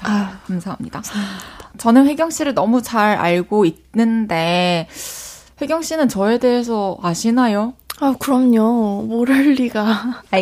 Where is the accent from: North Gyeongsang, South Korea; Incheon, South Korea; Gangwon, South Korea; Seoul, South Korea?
Incheon, South Korea; 저 고향 인천이에요.